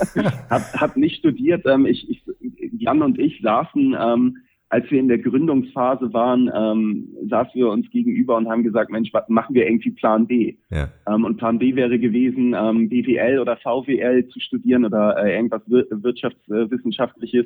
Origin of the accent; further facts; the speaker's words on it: Pinneberg, Schleswig-Holstein, Germany; Pinneberger, ähm, was, was meine Heimatstadt ist